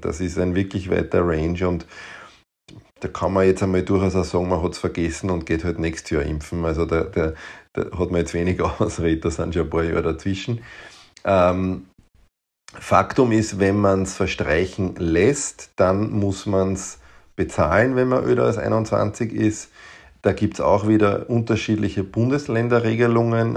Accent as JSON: {"language": "German", "area": "Waldviertel", "region": "Lower Austria", "country": "Austria", "moved": "yes", "lives_now": "Vienna, Austria", "said": "ich bin natürlich in Wienhaus und ähm, wir haben halt eine hohe Dichte an Kinderärzten. Ich komme aber aus dem, aus dem Grenze-Wein-Waldviertel"}